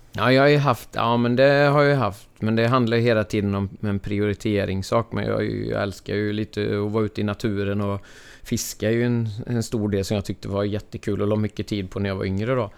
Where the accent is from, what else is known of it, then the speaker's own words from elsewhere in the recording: Ulricehamn, Västra Götaland, Sweden; Jag är född och uppvuxen här i Ulricehamn, eller en bit utanför